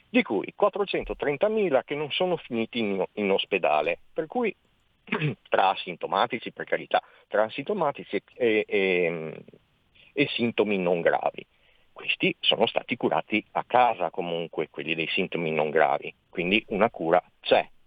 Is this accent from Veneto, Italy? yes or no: yes; Veneto, Italy; io sono veneto, sì. veneto eh